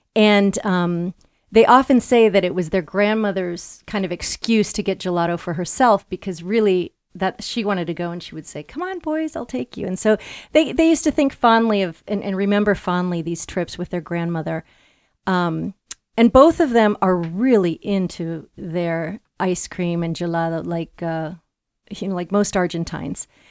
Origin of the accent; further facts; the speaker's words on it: Los Angeles, California, United States; also born or lived in Latin America / Europe; now in Chicago, United States; I'm actually from Los Angeles, California.